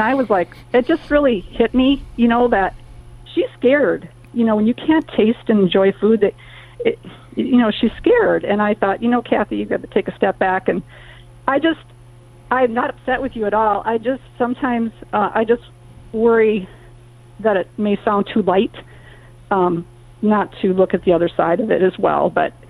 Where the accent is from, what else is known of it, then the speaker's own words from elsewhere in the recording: Minnesota, United States; Want to make sure you're not assuming I'm a liberal because I'm from Minnesota.